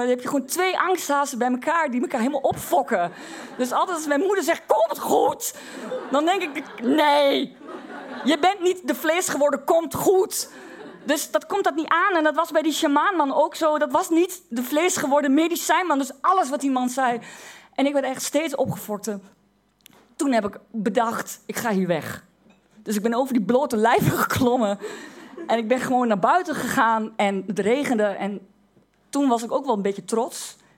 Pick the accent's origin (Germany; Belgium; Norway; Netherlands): Netherlands; Twente, Overijssel; omdat ik uit Twente kom.